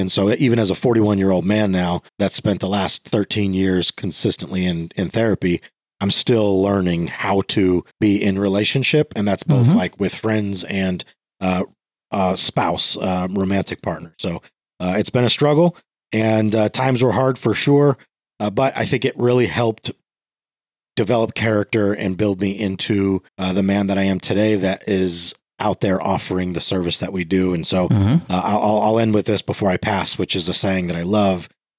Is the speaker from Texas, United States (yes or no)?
no; Virginia, United States; born there; So I was born in Virginia